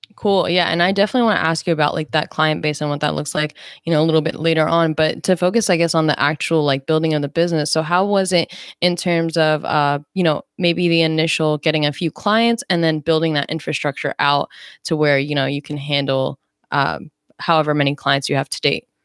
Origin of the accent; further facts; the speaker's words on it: New Jersey, United States; I actually grew up in South Jersey